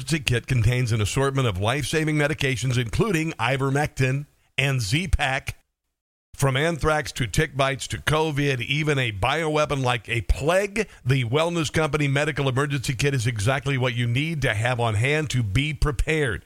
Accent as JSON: {"language": "English", "town": "Omaha", "region": "Nebraska", "country": "United States", "said": "I'm from Omaha"}